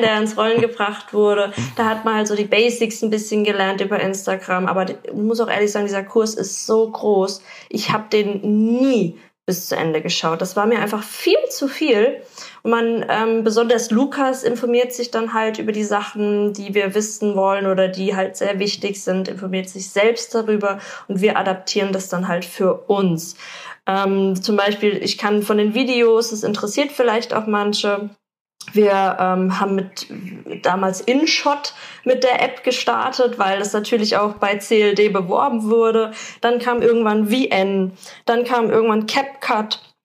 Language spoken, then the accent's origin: German; Germany; man als Deutscher